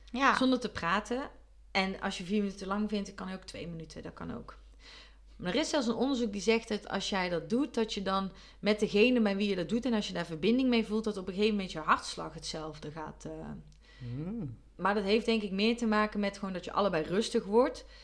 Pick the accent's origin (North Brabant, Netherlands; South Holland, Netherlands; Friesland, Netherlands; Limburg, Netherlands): North Brabant, Netherlands; Terwijl als Brabander ben je gewoon echt gewend om dat te